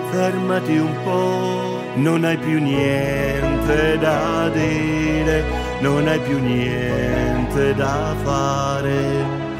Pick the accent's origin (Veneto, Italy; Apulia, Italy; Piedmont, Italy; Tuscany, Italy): Apulia, Italy; Bari; Buongiorno a tutti gli ascoltatori di Oner da … Sono di Bari